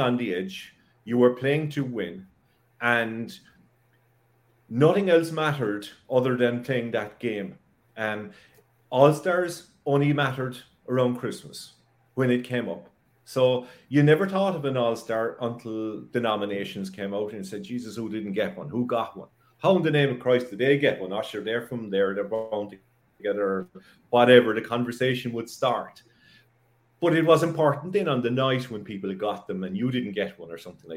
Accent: West Cork, Munster, Ireland; moved away as an adult; also born or lived in Douglas, Cork City; now in Cork, Ireland; I'm from West Cork. I'm here now in Cork City. I'm in Douglas, and where I'm from is about 65 miles away

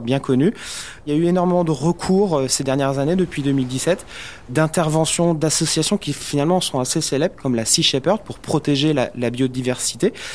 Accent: Brittany, France; je suis breton

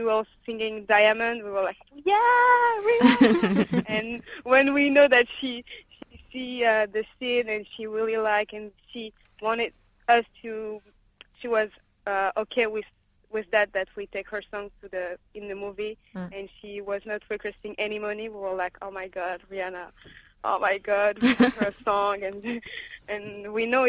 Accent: France; born or raised there; English is a second language

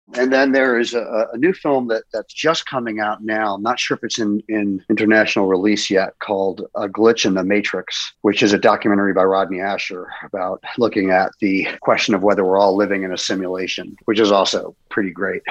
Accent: London, United Kingdom; moved away; I was born in London

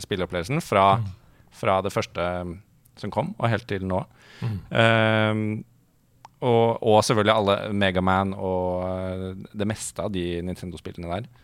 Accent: Oslo, Norway; Jeg er fra Ullern

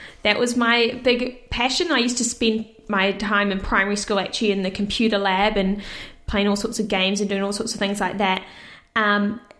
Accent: Orewa, Auckland, New Zealand; also born or lived in Cyprus; I live in Orewa, but I've actually originally moved from Cyprus, where I was born as a baby, and moved to New Zealand when I was young

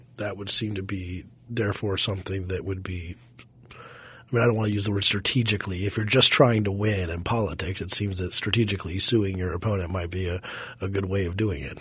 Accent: Parker, Colorado, United States; my hometown of Parker, Colorado

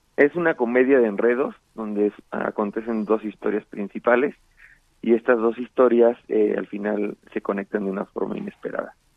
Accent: Mexico City, Mexico; yo también soy chilango y soy orgullosamente chilango

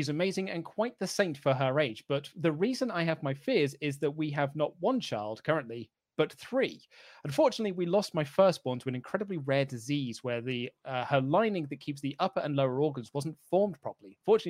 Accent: Waterford, Munster, Ireland; a show in my hometown of Waterford, Ireland.

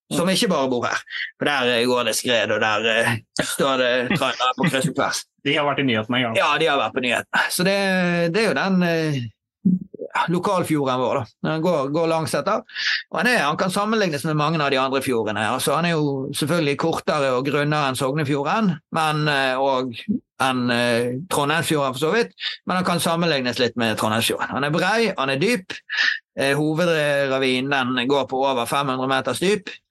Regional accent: Eastern Norway, Norway; now in Bergen, Norway; Nei, jeg er {S0} østlending.

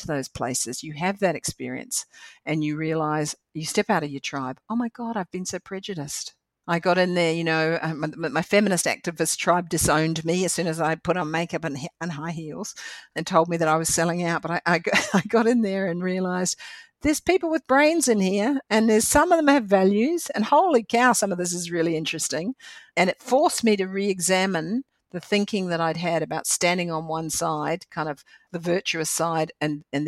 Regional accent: New Zealand; I'm a Kiwi girl

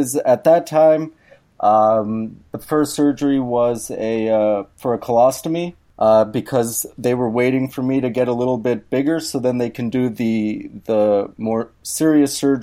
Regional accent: New York, United States; now in Minneapolis, United States; Originally, I'm from New York, Queens specifically.

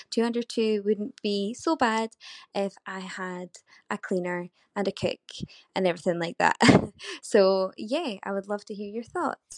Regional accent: Scotland, United Kingdom; I'm from Scotland.

